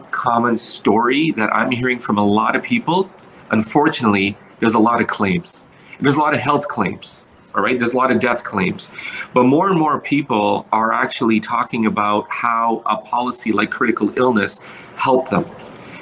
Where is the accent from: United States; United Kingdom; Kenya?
Kenya; now in Canada; I'm from Kenya